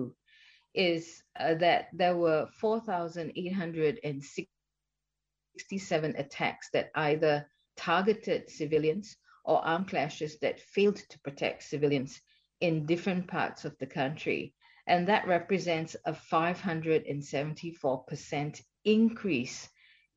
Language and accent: English; Malaysia; moved away; also born or lived in Sydney / Bangkok; I'm originally a Malaysian